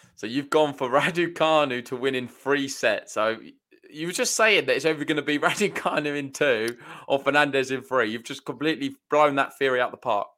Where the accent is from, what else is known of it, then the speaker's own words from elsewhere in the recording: United Kingdom; I'm from Britain.